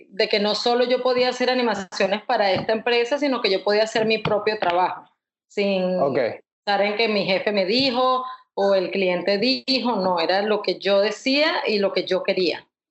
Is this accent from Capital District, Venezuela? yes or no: yes; Caracas, Capital District, Venezuela; now in United States; caraqueña ilustradora, me gradué en, en el Instituto de Diseño de Caracas